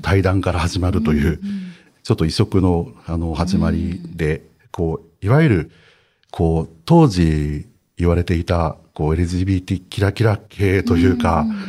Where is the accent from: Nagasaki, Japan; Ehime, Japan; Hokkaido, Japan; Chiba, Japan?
Hokkaido, Japan; 僕は北海 道育ちです